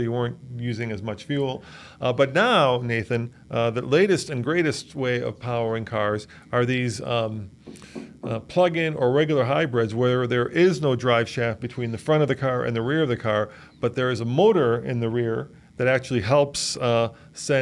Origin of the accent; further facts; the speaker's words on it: Colorado, United States; I'm from Colorado